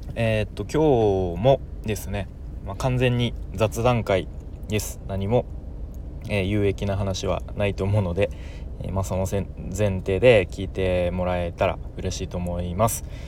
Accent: Tokyo, Japan; moved away; もともと僕、かん、 関東で、あの、東京出身

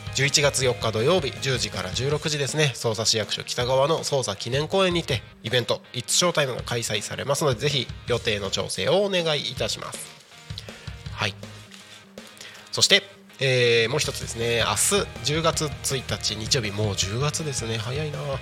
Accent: Aomori or Iwate, Tohoku, Japan; moved away as an adult; also born or lived in Tokyo; 僕地元が青森とか岩手とか

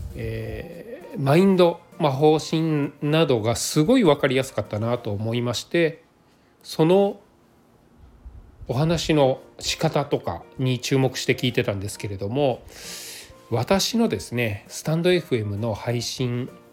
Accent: Nagano, Japan; moved away; 私地元が長野県なので長野県で、えー、帰省をしている中で

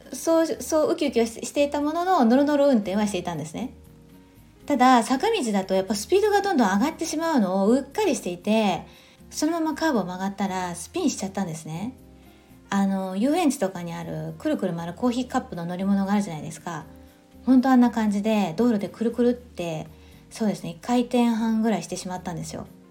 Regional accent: Japan; moved away as an adult; now in Germany; 私は温暖な地方で育った

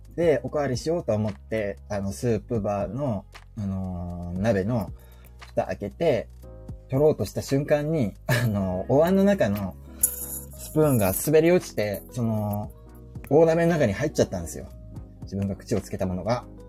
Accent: Fukuoka, Japan; 我が地元福岡

